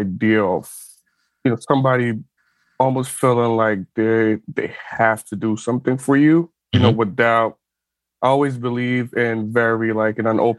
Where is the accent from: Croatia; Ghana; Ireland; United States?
Ghana; moved away as an adult; So I'm originally from West Africa. I'm from Ghana. I was born there. I lived there for 18 years. And in most part, you know, and I'm from a middle class family.